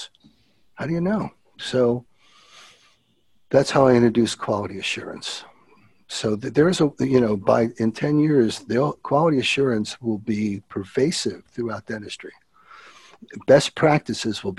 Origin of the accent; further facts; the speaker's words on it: Philadelphia, Pennsylvania, United States; I'm from Philly